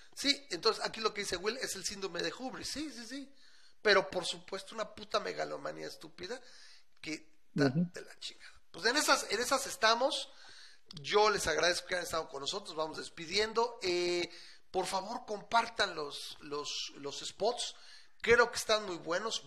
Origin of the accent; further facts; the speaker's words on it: Aguascalientes, Mexico; en mi terruño, o sea, ahora este que aquí en Aguas